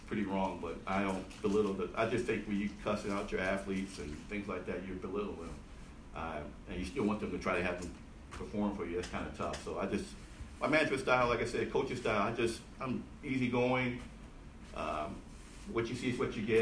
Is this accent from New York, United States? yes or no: yes; Buffalo, New York, United States; moved away as an adult; East side of Buffalo